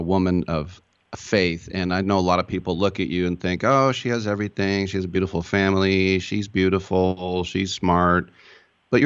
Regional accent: California, United States; I'm from California

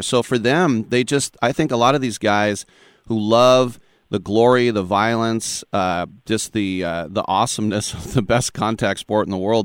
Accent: Oakland, California, United States; also born or lived in London; I'm from Oakland

